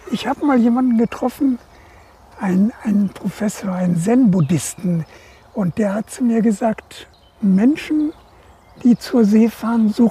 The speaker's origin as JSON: {"language": "German", "town": "Kolberg", "region": "West Pomeranian Voivodeship", "country": "Poland", "tie": "born there", "said": "Nein, ich bin ja an der Ostsee geboren."}